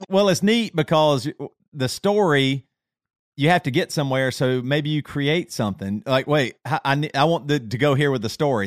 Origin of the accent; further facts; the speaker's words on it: Greer, South Carolina, United States; accent: Southern; moved away as an adult; now in Charlotte, United States; I grew up in the South, so I can use this because I'm, I'm, I'm a Southerner.